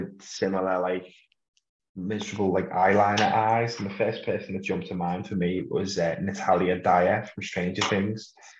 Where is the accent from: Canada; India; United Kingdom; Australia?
United Kingdom; Liverpool, North West England; we're from Liverpool